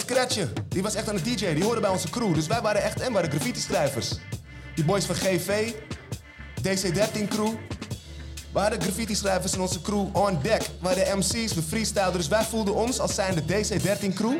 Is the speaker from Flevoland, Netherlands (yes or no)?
yes; Almere, Flevoland, Netherlands; ik uit Haven kom